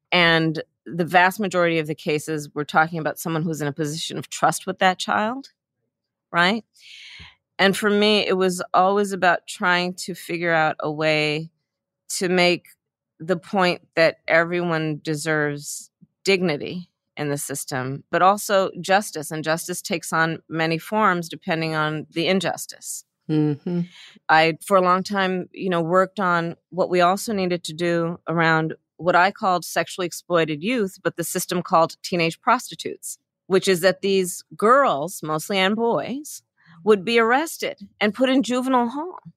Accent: Oakland, California, United States; I was born in Oakland, California, which is at the heartbeat, I think, of Alameda County, which is a very large county.

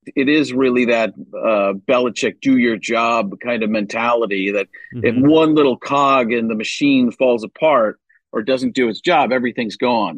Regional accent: Milwaukee, Wisconsin, United States; also born or lived in Chicago; I was born in Chicago, but grew up in Milwaukee.

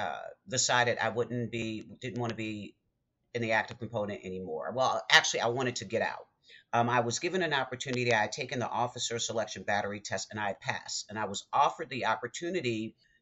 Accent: Baltimore, Maryland, United States; I'm from Baltimore

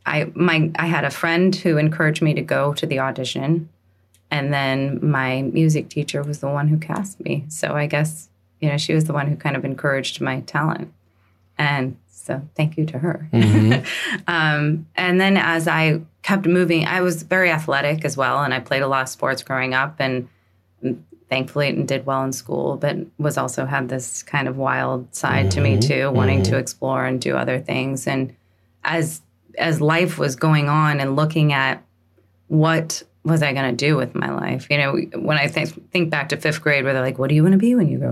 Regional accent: St. Louis, Missouri, United States; moved away as an adult; also born or lived in New York City / the West; I'm from St. Louis, Missouri

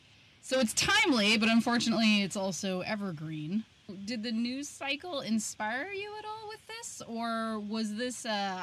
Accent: Ohio, United States; I'm from the Midwest. I'm from Ohio.

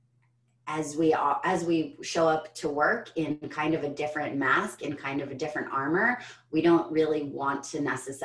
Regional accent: United States; as an American

